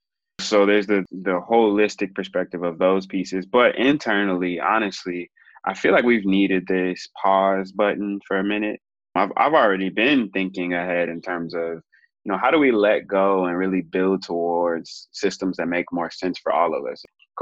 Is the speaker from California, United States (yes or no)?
yes; Oakland, California, United States; also born or lived in Santa Barbara / Atlanta / Mississippi / South Africa; I am originally from California, born in Santa Barbara, raised in East Oakland, but I also moved a ton, went to 13 different schools growing up.